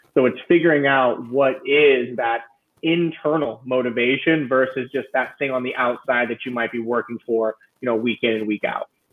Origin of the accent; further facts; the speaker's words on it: Central California, United States; moved away as an adult; now in San Francisco, United States; my hometown in uh, Central California